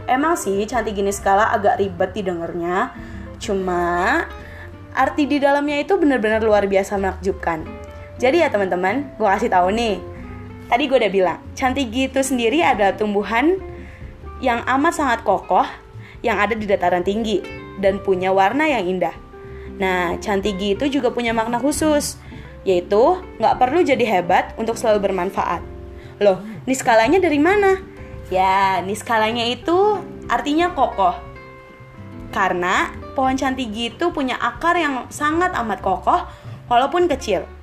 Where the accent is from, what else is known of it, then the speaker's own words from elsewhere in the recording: Jakarta, Indonesia; asal gue dari Jakarta.